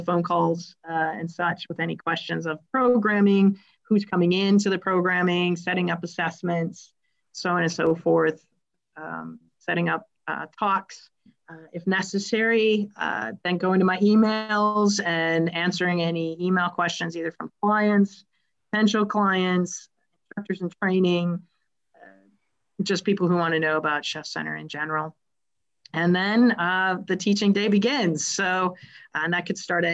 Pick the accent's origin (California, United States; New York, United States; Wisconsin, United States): Wisconsin, United States; now in Michigan, United States; I'm originally from Wisconsin, and I grew up hanging out on the farms